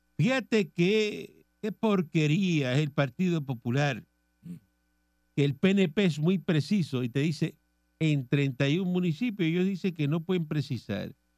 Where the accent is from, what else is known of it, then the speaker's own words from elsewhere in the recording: Cuba; moved away as an adult; now in Puerto Rico; yo soy cubano